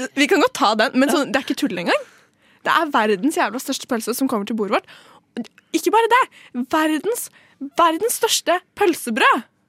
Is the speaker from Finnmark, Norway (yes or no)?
no; Trøndelag, Norway; Jeg er trønder